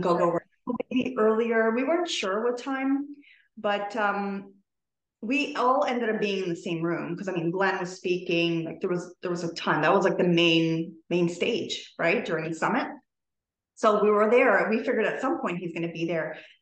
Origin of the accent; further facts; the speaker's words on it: Toronto, Ontario, Canada; i'm from toronto canada